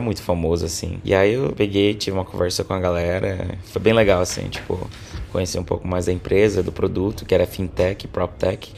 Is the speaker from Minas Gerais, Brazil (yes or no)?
no; Boa Vista, Roraima, Brazil; moved away as an adult; also born or lived in Manaus; now in Estonia; Eu sou do interior, sou de Boa Vista, da capital de Roraima, mas eu morei grande parte da minha vida no interior, do interior do interior